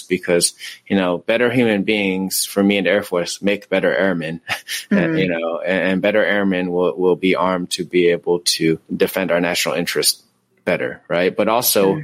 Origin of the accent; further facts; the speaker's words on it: Tacoma, Washington, United States; now in California, United States; I'm from Tacoma, Washington